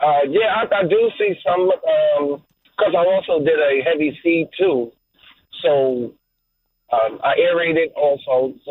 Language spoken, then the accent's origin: English; Midwest, United States; moved away as an adult; also born or lived in Iowa; I grew up in the Midwest on a farm.